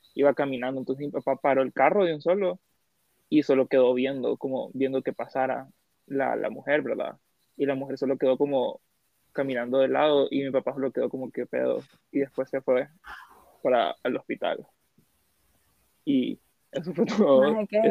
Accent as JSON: {"language": "Spanish", "town": "Siguatepeque", "region": "Comayagua", "country": "Honduras", "lives_now": "Tegucigalpa, Honduras", "said": "yo soy de Cigua, nací en Cigua"}